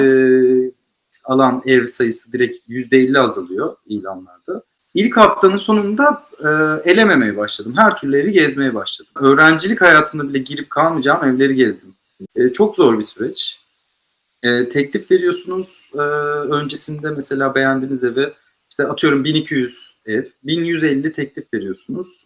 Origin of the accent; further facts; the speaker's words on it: Bursa, Turkey; Ben bir de Bursa'da büyüdüm mesela, liseyi falan.